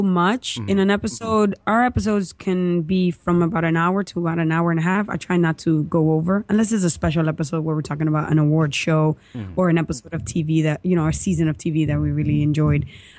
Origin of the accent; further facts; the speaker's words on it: New York, United States; We're from New York.